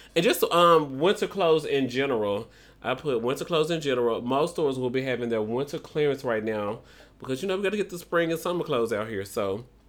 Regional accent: Memphis, Tennessee, United States; I'm from Memphis

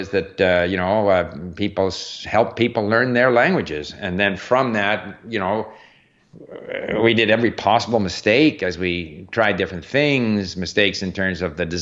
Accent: Montreal, Quebec, Canada; also born or lived in France; As a 16, 17-year-old growing up in Montreal

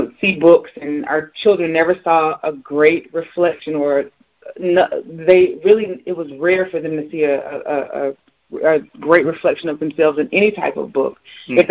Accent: Decatur, Georgia, United States; I'm originally from Georgia, Decatur, Georgia

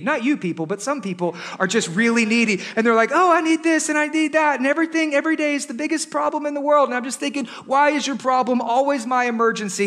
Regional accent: Texas, United States; We're from Texas

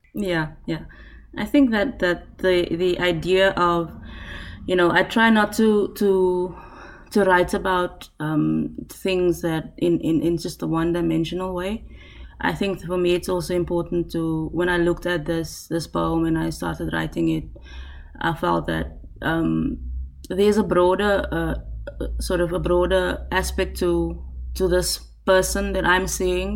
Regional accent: South Africa; first language Afrikaans; English is a second language; as a South African

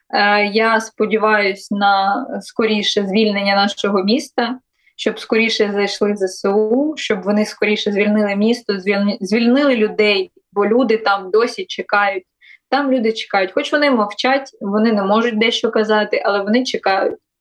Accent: Melitopol, Zaporizhzhia Oblast, Ukraine; moved away as an adult; це моє рідне місто, мої рідні місця

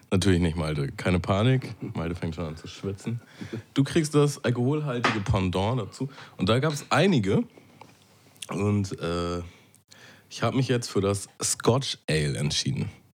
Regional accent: Hamburg, Germany; Hamburg ist halt schon meine Heimat, so ich fühle mich sehr verbunden mit dieser Stadt

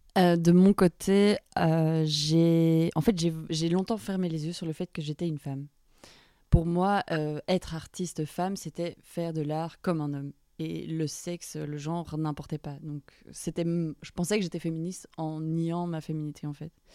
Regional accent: Brussels, Brussels-Capital Region, Belgium; moved away as an adult; also born or lived in London / Paris; Je suis retournée dans ma ville natale à Bruxelles, après avoir passé 5 ans à Londres

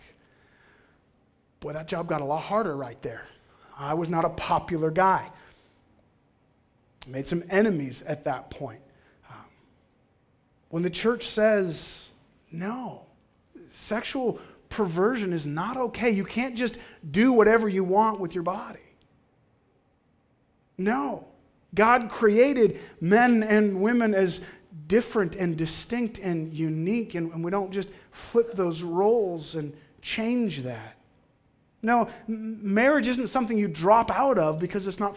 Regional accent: Cold Lake, Alberta, Canada; I grew up in Cold Lake.

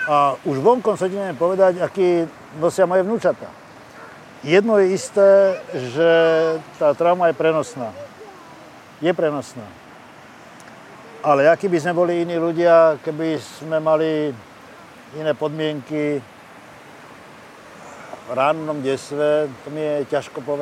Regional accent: Terezín, Ústí nad Labem Region, Czechia; born there; Ja ti neviem povedať, aký by som bol iný človek, keby som sa narodil eh, inde ako v Terezine.

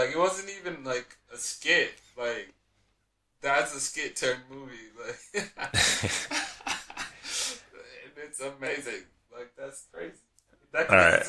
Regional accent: Colorado, United States; I'm from Colorado

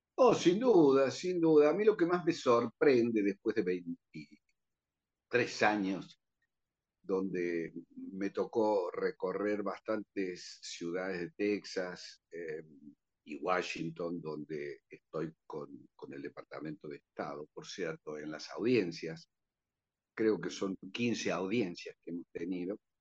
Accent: Argentina

